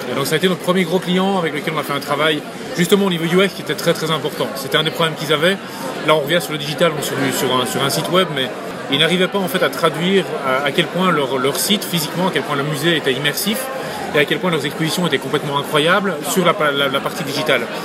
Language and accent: French; Belgium; moved away as an adult; now in United States; je suis un Belge aux États-Unis